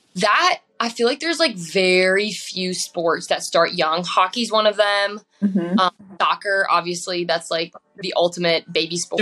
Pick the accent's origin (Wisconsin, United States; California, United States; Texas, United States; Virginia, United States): Wisconsin, United States; growing up in Wisconsin